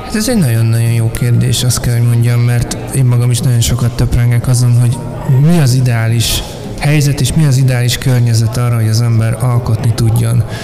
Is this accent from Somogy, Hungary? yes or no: no; Budapest, Hungary; Most budapestiként